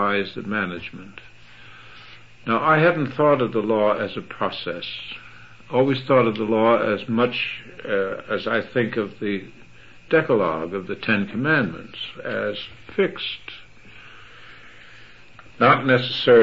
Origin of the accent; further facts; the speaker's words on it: United States; as an American